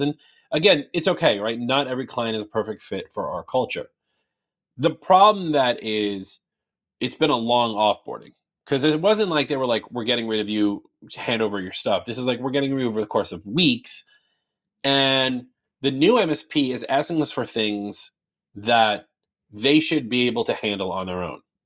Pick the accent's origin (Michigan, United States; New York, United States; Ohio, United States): New York, United States; I'm from New York